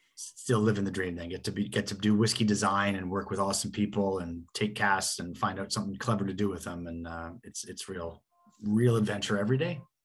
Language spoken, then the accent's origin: English; Canada; growing up in Canada